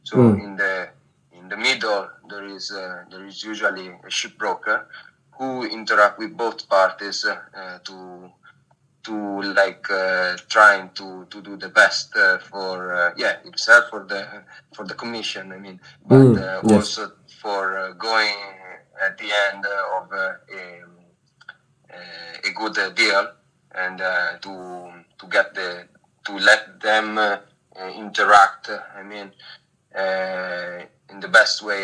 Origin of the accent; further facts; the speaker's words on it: Genoa, Liguria, Italy; moved away as an adult; now in Monaco; I am Italian. I come from Genoa, a city quite famous for its port.